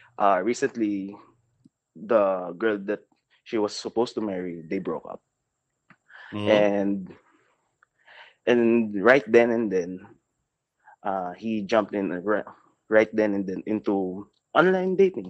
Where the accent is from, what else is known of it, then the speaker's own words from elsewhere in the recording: Manila, Metro Manila, Philippines; I'm from Manila.